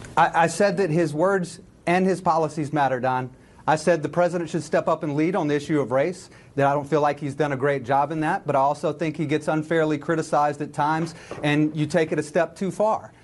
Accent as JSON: {"language": "English", "region": "Alabama", "country": "United States", "said": "I'm from Alabama"}